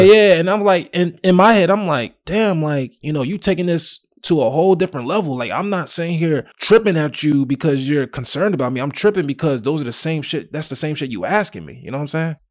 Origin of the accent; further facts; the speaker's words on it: Willowbrook, United States; I'm from Willowbrook